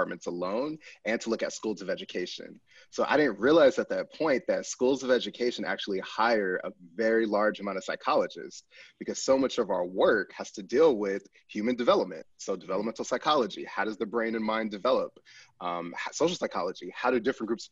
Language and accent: English; Pasadena, California, United States; moved away as an adult; also born or lived in Virginia / Chicago / Michigan; I'm a California native, born and raised in Southern California, Pasadena to be specific